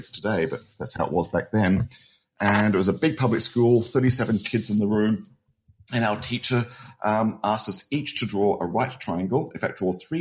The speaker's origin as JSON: {"language": "English", "town": "Adelaide", "region": "South Australia", "country": "Australia", "tie": "born or raised there", "moved": "yes", "lives_now": "Phoenix, United States", "said": "I grew up in Australia, grew up in Adelaide"}